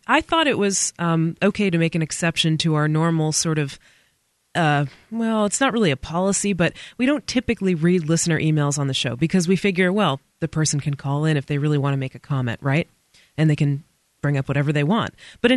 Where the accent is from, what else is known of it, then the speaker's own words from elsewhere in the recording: United States; being an American